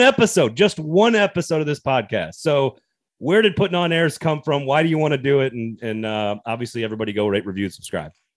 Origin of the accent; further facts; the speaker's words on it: the American South, United States; as a Southerner